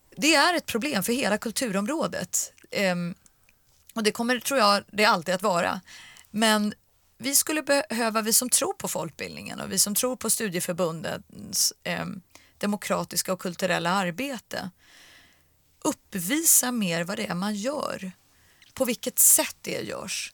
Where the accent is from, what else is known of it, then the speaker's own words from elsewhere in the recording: Stockholm, Stockholm County, Sweden; jag är från Stockholm